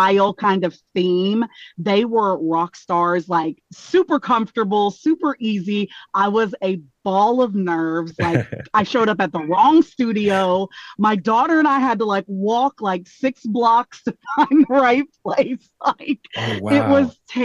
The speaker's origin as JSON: {"language": "English", "town": "Bullard", "region": "Texas", "country": "United States", "tie": "born or raised there", "moved": "as an adult", "lives_now": "East Coast, United States", "said": "I'm originally from a small town in Texas, Bullard, Texas"}